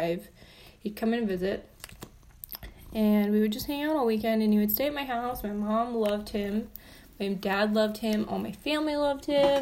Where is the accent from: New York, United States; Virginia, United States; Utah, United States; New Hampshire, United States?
Utah, United States; southern; moved away as an adult; now in Salt Lake City, United States; I grew up in southern Utah